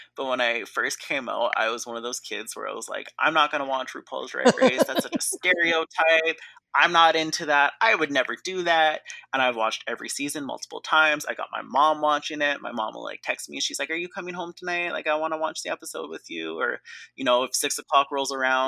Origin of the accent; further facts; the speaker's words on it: Canada; I'm like super West Coast, super Canadian